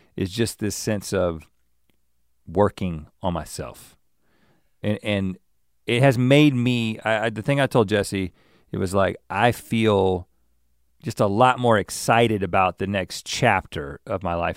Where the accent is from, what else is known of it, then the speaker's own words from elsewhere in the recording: the South, United States; I'm from the South, and I in in many different ways that mentality was around me.